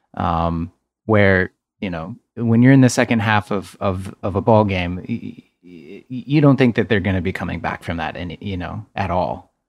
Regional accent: Texas, United States; I'm from Texas

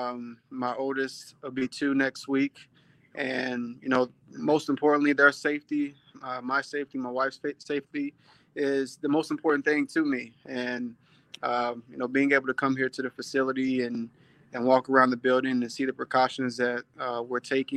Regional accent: Tennessee, United States; now in Houston, United States; I grew up in Tennessee

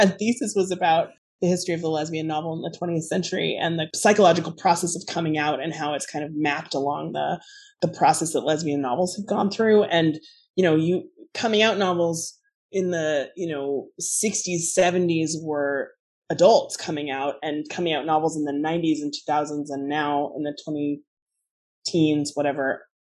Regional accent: Alaska, United States; moved away; I grew up in Alaska. I left home in the 90s.

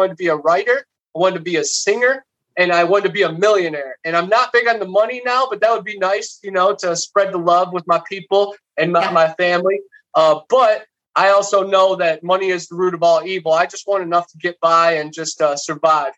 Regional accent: Ohio, United States; now in Florida, United States; Growing up in Ohio, right on Lake Erie

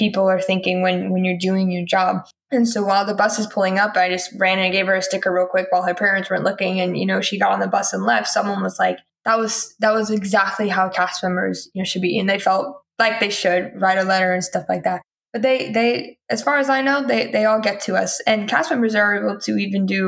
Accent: Houston, Texas, United States; moved away; people that have literally lived a street down from my house back in Houston

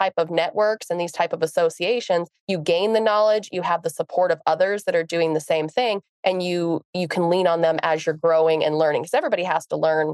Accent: Montana, United States; We're from Montana.

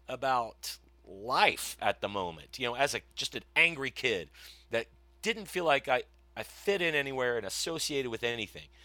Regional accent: Broken Arrow, Oklahoma, United States; also born or lived in Ohio / St. Louis; my father was one of the people that started soccer in Broken Arrow in nineteen seventy-five, I believe, 'cause we had moved down in seventy-four from Ohio

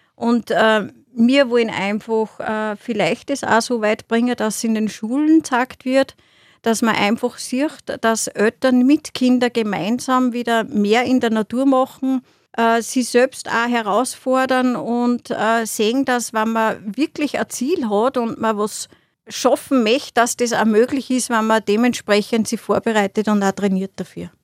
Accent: Austria; bei uns in Österreich

